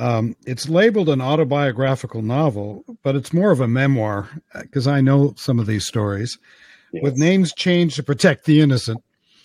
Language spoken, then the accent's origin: English; Los Angeles, California, United States; I grew up in Los Angeles